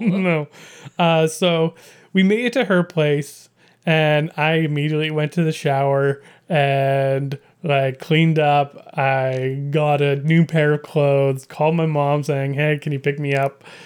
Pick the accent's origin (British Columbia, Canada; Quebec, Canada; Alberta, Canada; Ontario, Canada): British Columbia, Canada; I grew up in British Columbia